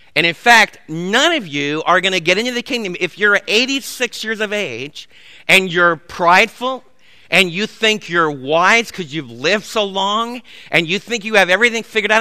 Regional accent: New York City, New York, United States; moved away; Where I was raised back in the Big Apple

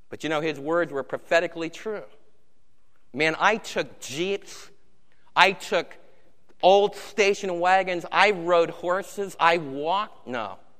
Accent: United States

